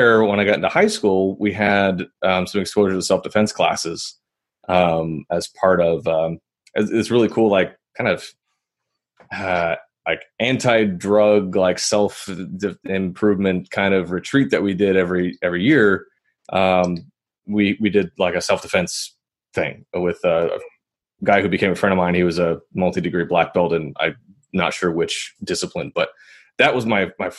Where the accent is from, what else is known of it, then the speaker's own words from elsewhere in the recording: Minneapolis, Minnesota, United States; I grew up in Minneapolis, Minnesota, my hometown